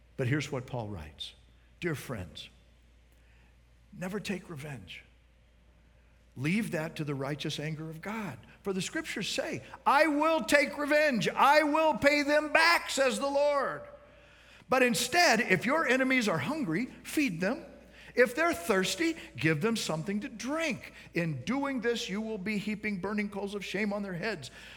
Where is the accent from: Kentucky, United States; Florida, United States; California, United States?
Florida, United States; Miami; I'm from Miami